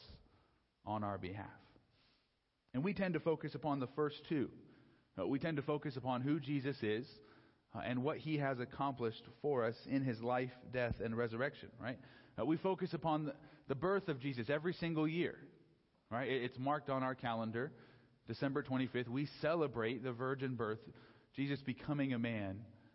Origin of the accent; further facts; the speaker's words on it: San Diego, California, United States; also born or lived in Los Angeles; I grew up down in San Diego